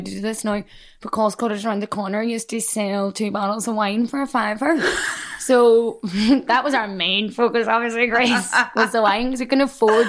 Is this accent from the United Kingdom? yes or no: yes; Derry, Northern Ireland, United Kingdom; accent: Derry; moved away as an adult; now in London, United Kingdom; my hometown